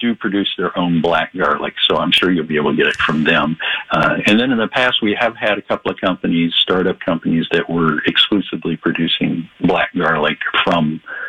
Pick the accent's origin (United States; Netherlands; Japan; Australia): United States; Howard Lake, Minnesota; my hometown here, Howard Lake